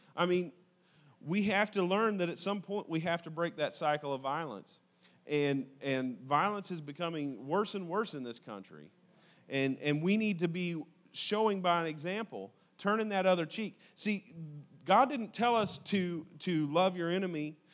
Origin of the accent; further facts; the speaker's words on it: United States; I am an American by accident of birth